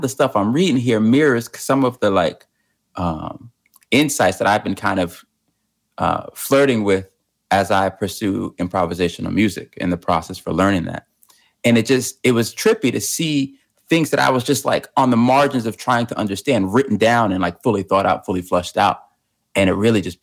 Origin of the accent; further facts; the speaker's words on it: New Jersey, United States; moved away as an adult; now in New York, United States; I'm originally from New Jersey. Grew up in Central Jersey. Been out in New York for a little bit now